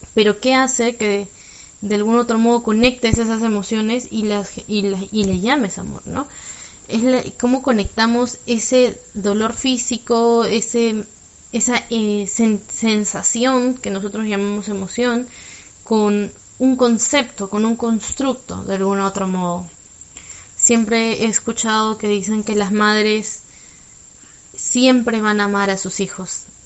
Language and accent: Spanish; Lima, Peru; soy de Lima